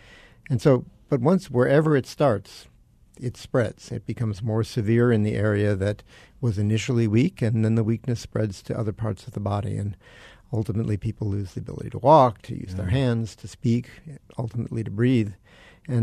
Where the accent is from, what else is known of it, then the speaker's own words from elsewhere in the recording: Chicago, Illinois, United States; moved away as an adult; also born or lived in Boston / Syracuse, New York; now in Arizona, United States; I'm from Chicago. I went to Boston for my neurology residency training.